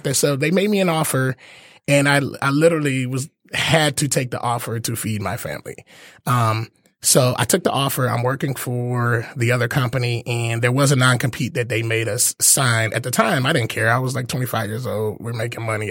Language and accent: English; Detroit, Michigan, United States; I'm born and raised in Detroit, went to Cass.